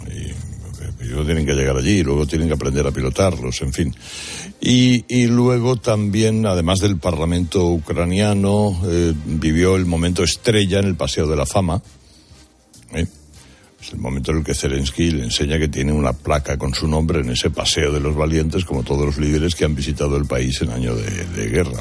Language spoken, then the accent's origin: Spanish; Spain; los españoles somos los europeos